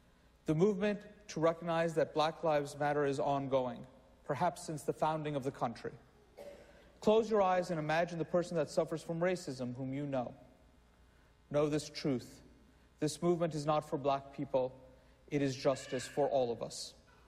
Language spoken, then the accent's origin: English; New York City, New York, United States; as a Muslim, as a New Yorker, I am not an existential threat to my country